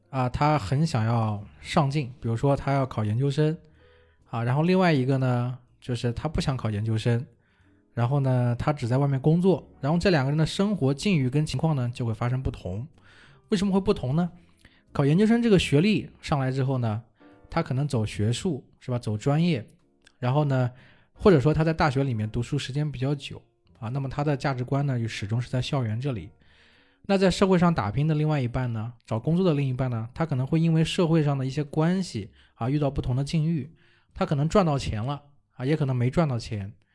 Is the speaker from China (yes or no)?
yes; China; 我们中国人